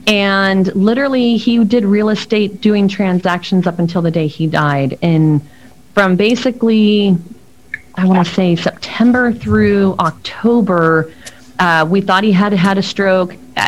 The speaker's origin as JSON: {"language": "English", "region": "Mexico City", "country": "Mexico", "tie": "born there", "said": "I was born in Mexico City, but it's not my first language."}